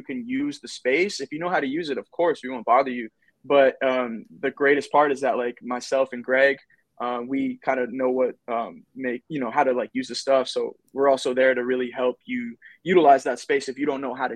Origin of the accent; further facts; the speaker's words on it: Pompano Beach, Florida, United States; I was growing up in Pompano Beach